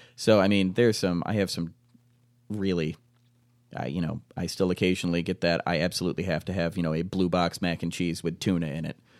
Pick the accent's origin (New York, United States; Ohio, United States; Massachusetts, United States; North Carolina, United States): New York, United States; Fairport; I grew up out in Fairport.